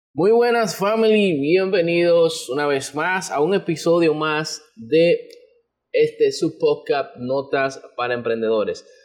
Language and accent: Spanish; Dominican Republic; como dominicanos